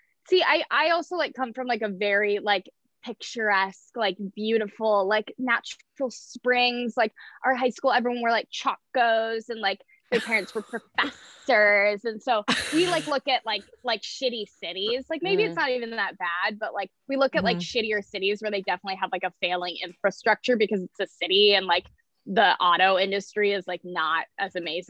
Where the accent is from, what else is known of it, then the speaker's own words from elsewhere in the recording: Decorah, Iowa, United States; I grew up in like a very small town in northeastern Iowa called Decorah, Iowa